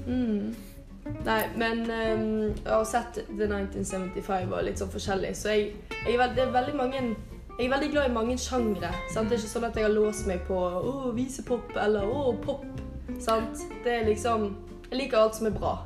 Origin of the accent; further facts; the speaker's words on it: Bergen, Vestland, Norway; Jeg er fra Bergen